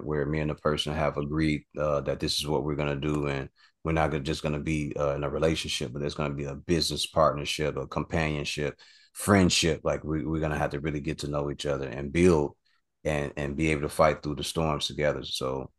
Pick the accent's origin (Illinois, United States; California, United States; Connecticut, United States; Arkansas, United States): Illinois, United States; Chicago; I'm from Chicago